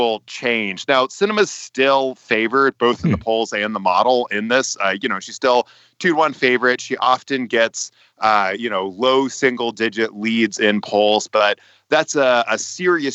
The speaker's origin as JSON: {"language": "English", "region": "West Virginia", "country": "United States", "tie": "born or raised there", "said": "It's my home state"}